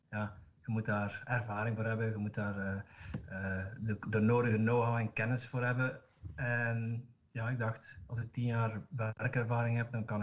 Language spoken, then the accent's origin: Dutch; Zeeland, Netherlands; Ik ben een Nederlander. Dus dat daar mijn accent niet zeggen.